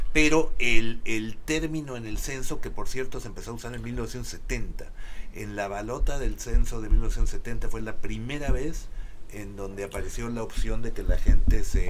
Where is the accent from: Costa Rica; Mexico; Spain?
Mexico; moved away as an adult; now in United States; como mexicano